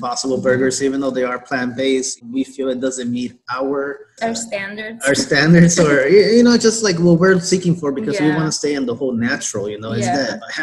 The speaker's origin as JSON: {"language": "English", "country": "Mexico", "tie": "born or raised there", "moved": "yes", "lives_now": "El Monte, United States", "said": "we're both from Mexico. I was born over there."}